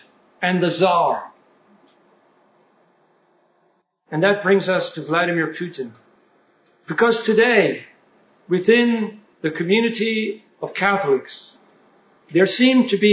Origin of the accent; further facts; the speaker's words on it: United States; us Americans